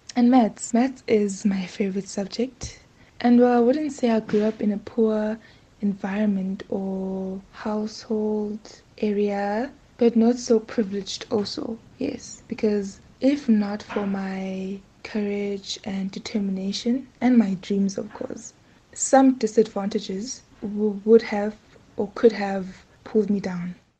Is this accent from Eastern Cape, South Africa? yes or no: yes; rural area outside King William's Town, Eastern Cape, South Africa; also born or lived in East London, South Africa; I grew up in Ngabasa, a place, a rural area outside King.